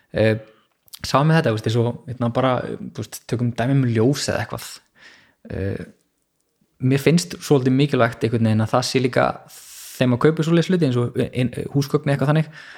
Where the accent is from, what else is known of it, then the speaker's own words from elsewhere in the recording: Hafnarfjörður, Capital Region, Iceland; moved away as an adult; also born or lived in Reykjavík; now in Garðabær, Iceland; ég er uppalinn í Hafnarferði